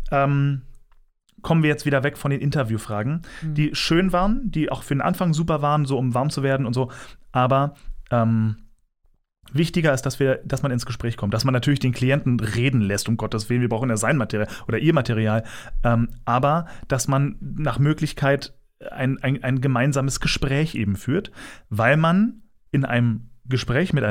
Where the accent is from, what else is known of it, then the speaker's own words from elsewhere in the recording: Berlin, Germany; born there; Also, ich bin geboren in Berlin und äh, das war 1988.